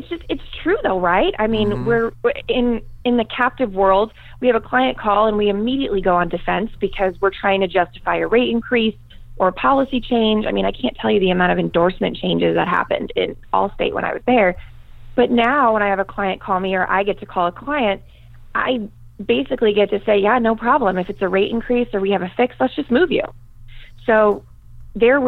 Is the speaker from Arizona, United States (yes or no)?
yes; Tucson, Arizona, United States; also born or lived in Boston, Massachusetts; I went to high school here in Tucson, Arizona, and I'm still here. I am originally from Boston, Massachusetts, so not really born and raised in Tucson, but been here for most of my life